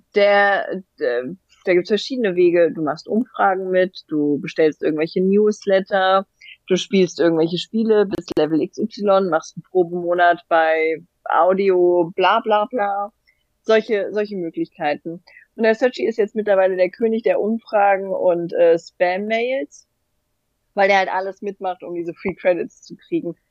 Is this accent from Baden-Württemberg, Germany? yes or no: no; Hanau, Hesse, Germany; ich bin ja bei Hanau aufgewachsen